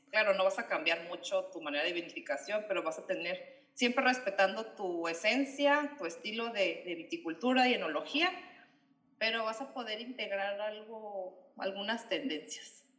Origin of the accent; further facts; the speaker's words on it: Ensenada, Baja California, Mexico; also born or lived in Australia; siendo aquí de, Ensenada